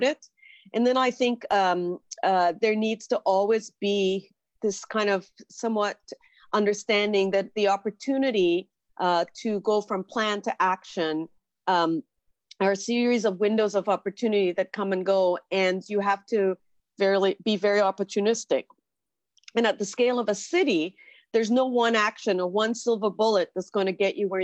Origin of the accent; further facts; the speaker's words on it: Trinidad & Tobago; moved away as an adult; now in Toronto, Canada; I was born in Trinidad in the Caribbean, came to Toronto to do university and stayed.